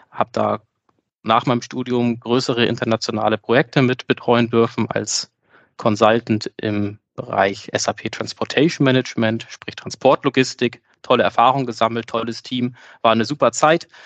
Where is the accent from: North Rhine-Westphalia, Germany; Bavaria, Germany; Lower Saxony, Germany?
Lower Saxony, Germany; now in Hamburg, Germany; ich bin 33 Jahre alt, ich komme aus Niedersachsen, ähm, bin äh, verheiratet, habe zwei Kinder